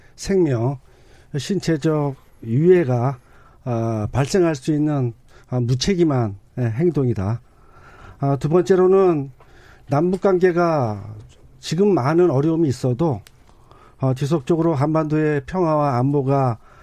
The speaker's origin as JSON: {"language": "Korean", "country": "South Korea", "tie": "born or raised there", "said": "제가 적경 지역에서 태어나서 아, 지금도 어, 살고 있지만"}